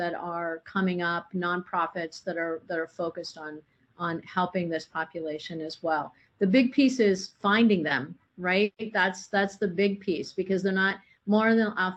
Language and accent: English; Indiana, United States; now in Arizona, United States; I grew up on a farm in Indiana